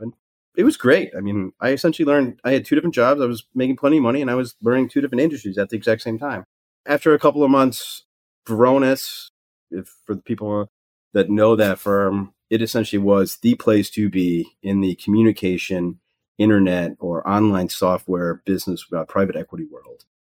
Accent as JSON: {"language": "English", "town": "Pewaukee", "region": "Wisconsin", "country": "United States", "tie": "born or raised there", "said": "I said I grew up in Pewaukee"}